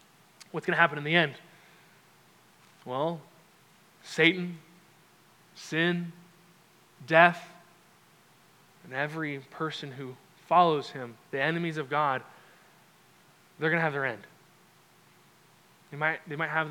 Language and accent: English; Orange County, Southern California, United States; moved away as an adult; also born or lived in Albuquerque, New Mexico; I grew up in Southern California, Orange County specifically